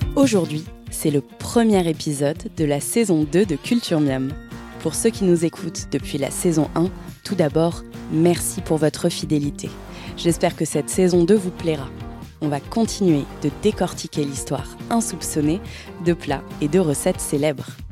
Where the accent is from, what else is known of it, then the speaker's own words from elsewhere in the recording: France; chez nous, en France